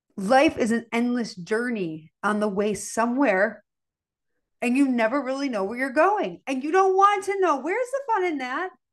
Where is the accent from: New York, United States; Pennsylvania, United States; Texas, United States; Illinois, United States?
Illinois, United States; Chicago; I'm from Chicago. I grew up with, you know, a steak, a potato, and a vegetable